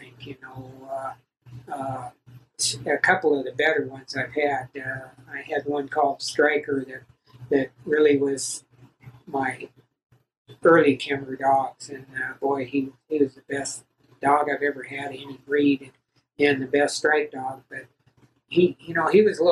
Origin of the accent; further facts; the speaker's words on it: Oregon, United States; also born or lived in California; now in Elko, United States; I was born in California in 1950. I moved to Oregon and was raised pretty much there